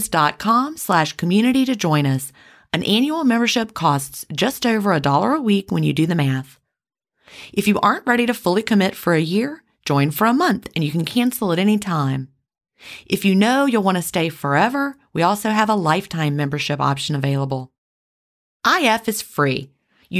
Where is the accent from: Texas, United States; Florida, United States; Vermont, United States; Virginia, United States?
Virginia, United States; also born or lived in the South; when I grew up in Virginia